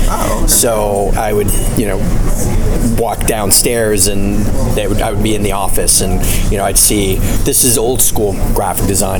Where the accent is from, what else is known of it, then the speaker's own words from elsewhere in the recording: New Jersey, United States; also born or lived in Canada; I, I, grew up in the states. Um, I mean, I am Canadian, but I, I, grew up mainly in the states and New Jersey, to be specific